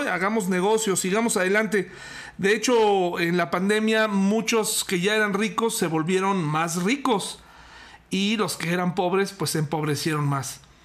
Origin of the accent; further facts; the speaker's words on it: Mexico; nosotros como mexicanos también vivimos esto a diario